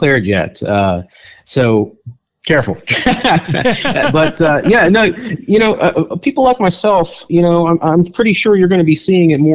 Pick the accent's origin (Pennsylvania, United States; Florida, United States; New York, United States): Pennsylvania, United States; Western; moved away as an adult; now in Virginia, United States; I'm not a native Virginian or Washingtonian. I'm actually from Western Pennsylvania